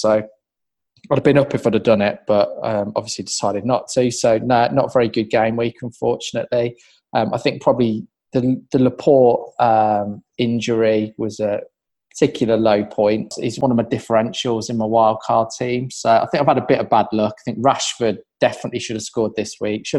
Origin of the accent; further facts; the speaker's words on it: West Midlands, United Kingdom; accent: Midlands; from my accent you can probably tell that I'm a Villa fan, or from the Midlands.